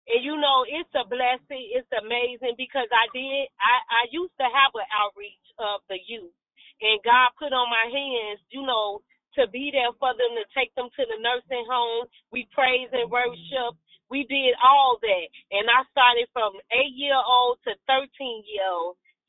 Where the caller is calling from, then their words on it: Gary, Indiana, United States; I'm calling from Gary, Indiana.